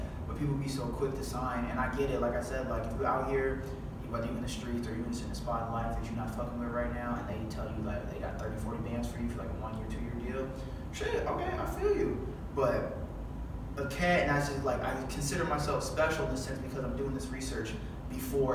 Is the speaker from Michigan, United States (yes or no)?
no; Chicago, Illinois, United States; I'm a Chicagoan